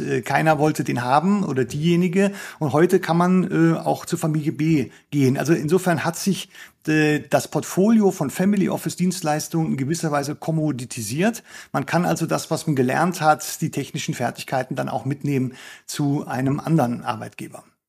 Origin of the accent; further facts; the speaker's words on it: Germany; bei uns in Deutschland